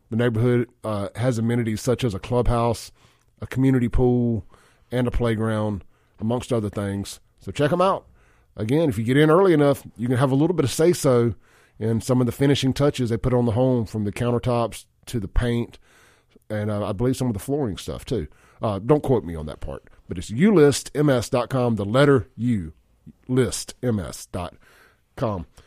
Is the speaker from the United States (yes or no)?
yes; Jackson, Mississippi, United States; Man, I'm from Jackson.